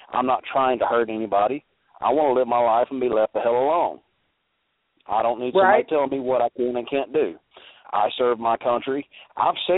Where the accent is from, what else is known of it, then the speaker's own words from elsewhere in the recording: Alabama, United States; I'm from Alabama